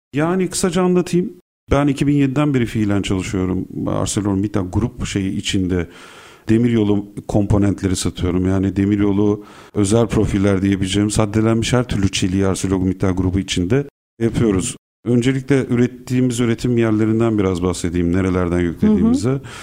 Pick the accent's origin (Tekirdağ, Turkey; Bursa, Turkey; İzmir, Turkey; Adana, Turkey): İzmir, Turkey; moved away as an adult; now in Istanbul, Turkey; Burada İstanbul'da doğdum, Kadıköy'de, Bostancı'da. Ondan sonra İzmir'e gittik. Karşıyaka'da büyüdüm.